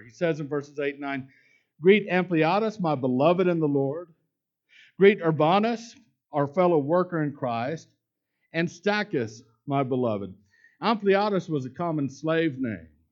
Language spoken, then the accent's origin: English; Houston and Dallas, Texas, United States; also born or lived in Lubbock, Texas; I grew up in Houston and Dallas. The smallest town that I ever lived in growing up was Lubbock, Texas